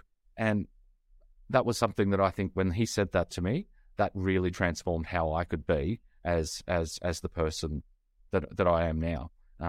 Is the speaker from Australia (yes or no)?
yes; Australia; but I'm Australian.